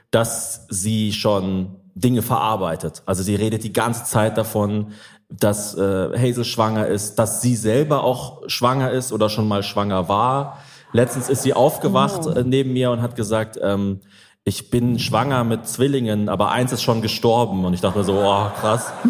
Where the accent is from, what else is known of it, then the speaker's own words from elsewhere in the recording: Zurich, Switzerland; Ich bin halt Zürcherin durch ja, und durch. Durch und durch.